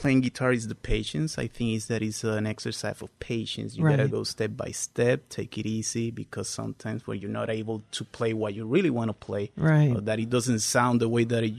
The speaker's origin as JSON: {"language": "English", "country": "Puerto Rico", "tie": "born or raised there", "moved": "as an adult", "said": "I was born in Puerto Rico. Basically, I'm an attorney in Puerto Rico. I started my legal career in Puerto Rico. I went to law school in Puerto Rico"}